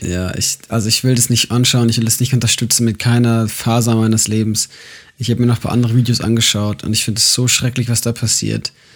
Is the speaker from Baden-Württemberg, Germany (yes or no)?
no; Munich, Bavaria, Germany; moved away; meiner Heimatgemeinde, also bei euch in der FEG München Südost